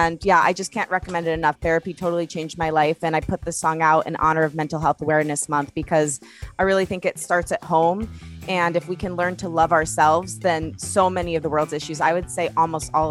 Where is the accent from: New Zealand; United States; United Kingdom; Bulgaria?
United States; Detroit, Michigan; now in Los Angeles, United States; I'm from Detroit, and I really think that influences my music a lot